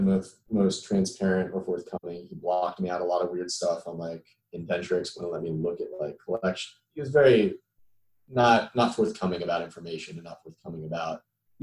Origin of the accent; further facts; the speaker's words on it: South Florida, United States; moved away as an adult; also born or lived in Melbourne, Florida; I'm originally from South Florida, so I wanted to be closer to home